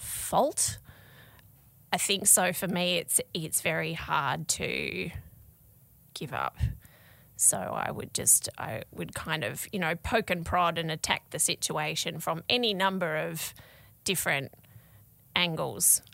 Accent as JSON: {"language": "English", "region": "Tasmania", "country": "Australia", "moved": "yes", "said": "I was from Tasmania and I wasn't living, you know, with my parents, I was living away from home"}